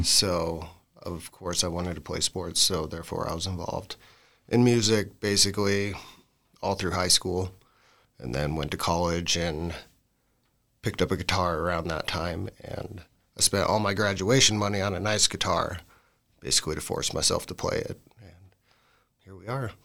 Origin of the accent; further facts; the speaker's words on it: Gillette, Wyoming, United States; moved away as an adult; now in Lander, United States; I'm from Gillette originally and moved up to Lander probably nine years ago.